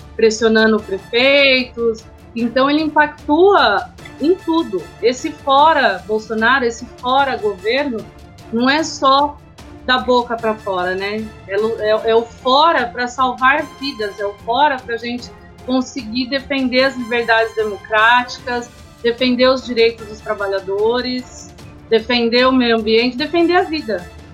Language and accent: Portuguese; Serra Negra, São Paulo, Brazil; sou de Serra Negra